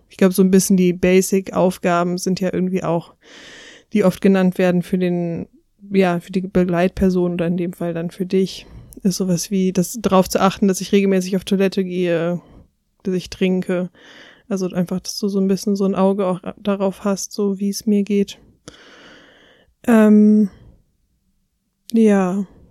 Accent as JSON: {"language": "German", "area": "near Cologne", "region": "North Rhine-Westphalia", "country": "Germany", "said": "ich komme aus der Nähe von Köln"}